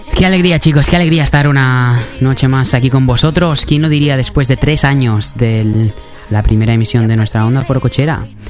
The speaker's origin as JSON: {"language": "Spanish", "country": "Spain", "moved": "as an adult", "said": "yo me fui de España hace más o menos tres años y medio"}